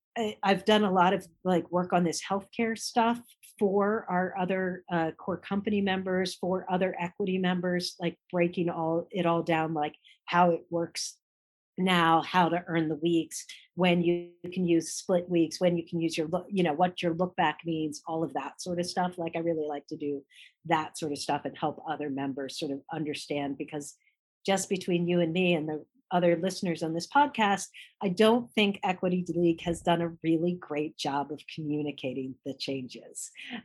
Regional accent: Washington, D.C. area, United States; So, you know, growing up outside of the Washington, D.C. area, you know, you have an amazing range of restaurants that you can go to.

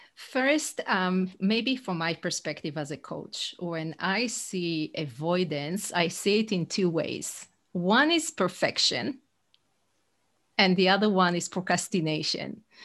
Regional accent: Israel; English is a second language; moved away as an adult; now in United States; I'm originally from Israel, but fifteen years in the U S.

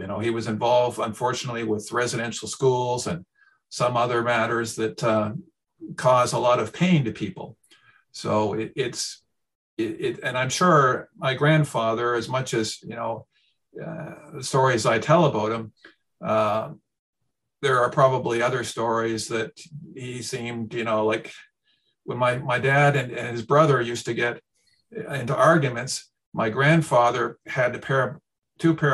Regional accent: Canada; I'm a Canadian

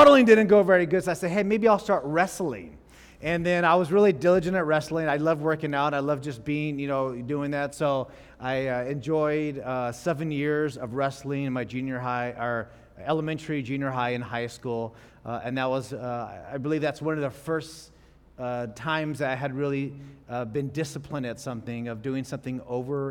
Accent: Fresno, California, United States; I was born and raised in Fresno, California.

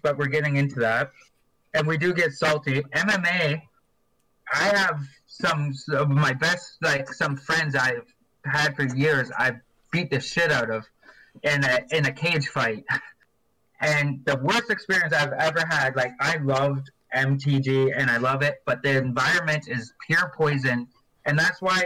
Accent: Vancouver Island, British Columbia, Canada; also born or lived in Edson, Alberta; now in Rocky Mountain House, Canada; I grew up on Vancouver Island, and it's surrounded by rivers and lakes

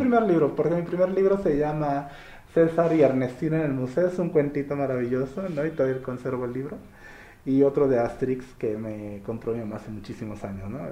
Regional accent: Soledad de Doblado, Veracruz, Mexico; also born or lived in Orizaba; yo soy de Orizaba, pero crecí aquí por Veracruz, ¿no? Pueblito que se llama Soledad Doblada

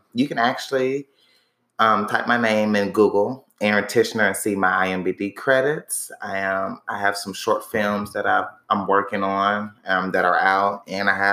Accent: Indianapolis, Indiana, United States; moved away as an adult; now in Atlanta, United States; I'm from Indianapolis, Indiana, but I moved to Atlanta in 2015

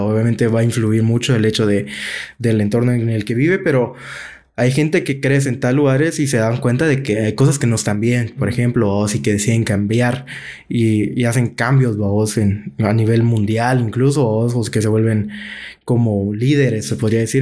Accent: Guatemala; como guatemaltecos

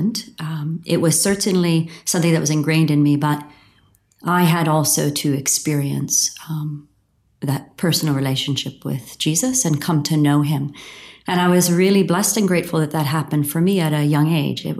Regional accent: outside of Pittsburgh, Pennsylvania, United States; I grew up outside of Pittsburgh, Pennsylvania, in the U.S., and in a small town

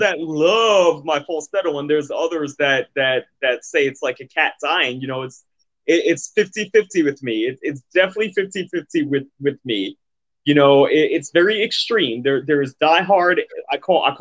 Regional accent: New York City, New York, United States; moved away as an adult; also born or lived in Manhattan / Bronx / Brooklyn / Jersey City; now in Atlantic City, United States; I grew up in Queens, New York.

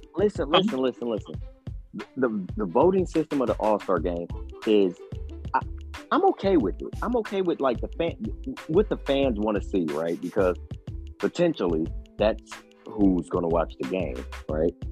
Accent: Cleveland, Ohio, United States; I'm from Cleveland

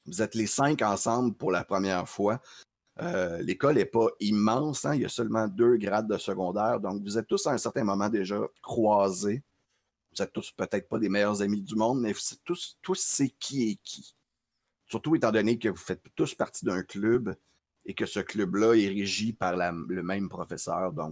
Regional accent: New York, United States; J'ai grandi dans Queens, oui.

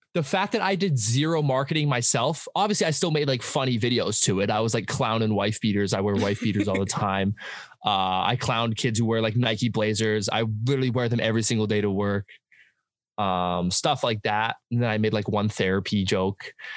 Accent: Abbotsford, British Columbia, Canada; I'm from Abbotsford, uh, BC, Canada. That's like an hour outside of Vancouver.

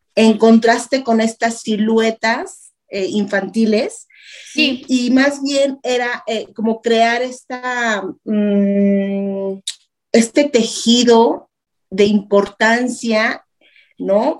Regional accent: Mexico; en mi país, eh, de mi casa, de mi entorno

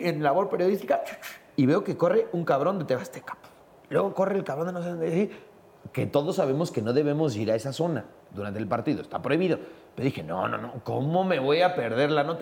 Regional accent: Mexico; habíamos como 40 mexicanos

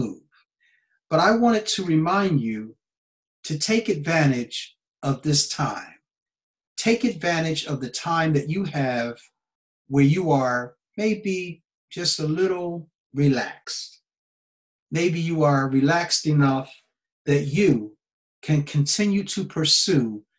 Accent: United States; now in Japan; I'm an American citizen living in Japan.

